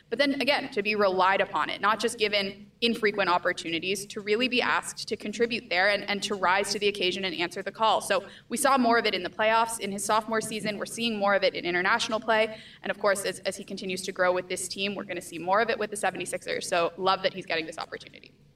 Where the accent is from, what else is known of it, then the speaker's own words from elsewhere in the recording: United States; I'm American